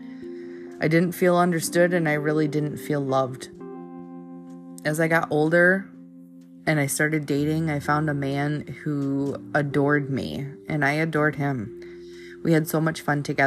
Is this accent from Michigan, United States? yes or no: yes; Michigan, United States; I grew up in Michigan